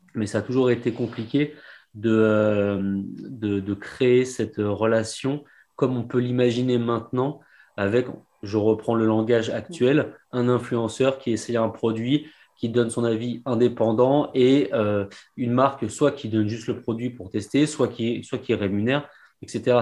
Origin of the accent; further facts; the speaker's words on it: Paris, Île-de-France, France; on est parisien